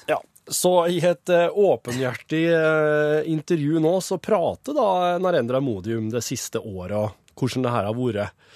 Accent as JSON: {"language": "Norwegian", "town": "Folldal", "region": "Innlandet", "country": "Norway", "said": "Hjemme i Folldal nå"}